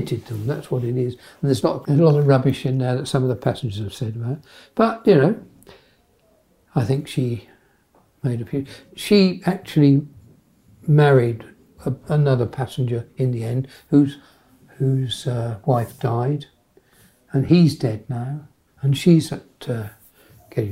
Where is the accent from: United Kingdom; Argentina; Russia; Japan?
United Kingdom; England; I'm English, and I don't live over there.